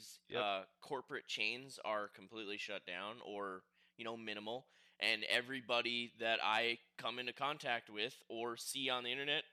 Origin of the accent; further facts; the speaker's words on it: Rhinelander, Wisconsin, United States; now in Las Vegas, United States; 9,000 people live in Rhinelander, my hometown